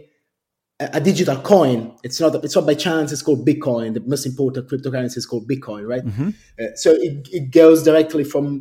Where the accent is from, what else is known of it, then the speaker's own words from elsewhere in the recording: Rome, Lazio, Italy; moved away as an adult; now in London, United Kingdom; I grew up in Rome, which is in Italy, and my parents were both architects